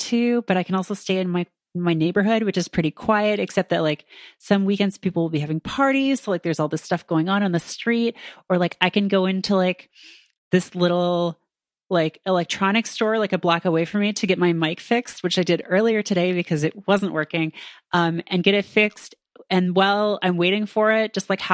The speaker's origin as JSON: {"language": "English", "country": "Canada", "moved": "as an adult", "lives_now": "New York, United States", "said": "I'm from Canada."}